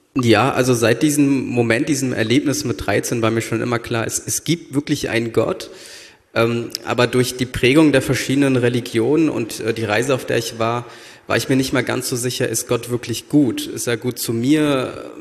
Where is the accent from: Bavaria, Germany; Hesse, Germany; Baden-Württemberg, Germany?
Hesse, Germany; Frankfurt am Main; moved away as an adult; now in Berlin, Germany; Ich komme äh, ursprünglich aus Frankfurt am Main und bin vor, ich glaube, acht Jahren nach Berlin gezogen